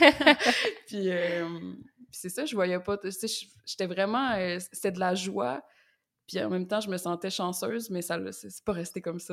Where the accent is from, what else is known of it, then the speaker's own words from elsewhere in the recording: Quebec, Canada; also born or lived in Montreal; je suis québécoise, donc je viens du Québec et j'habite à Montréal